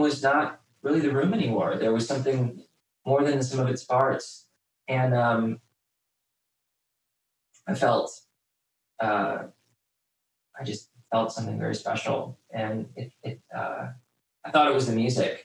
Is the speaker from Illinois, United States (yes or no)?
yes; Wheaton, Illinois, United States; also born or lived in Houston, Texas; we moved from Houston to Wheaton